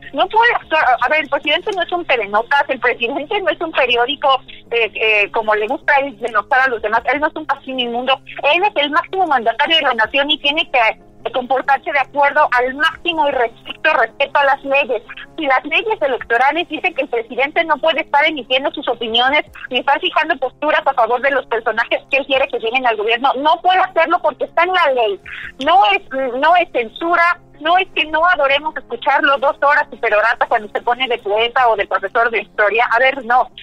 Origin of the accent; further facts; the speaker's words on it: Mexico; como mexicana